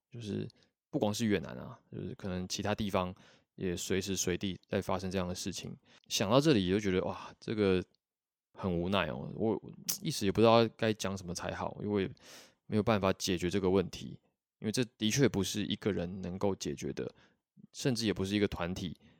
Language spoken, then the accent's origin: Chinese; Taiwan; now in Vietnam; 他们介绍我是台湾来的指导老师